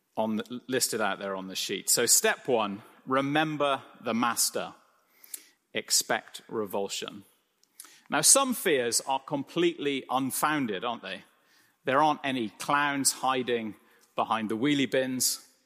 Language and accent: English; United Kingdom; I'm British